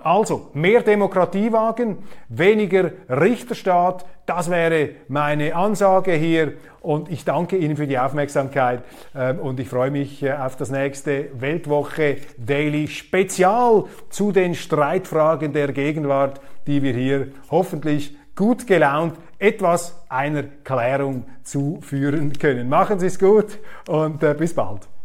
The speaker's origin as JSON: {"language": "German", "country": "Switzerland", "said": "als Schweizer"}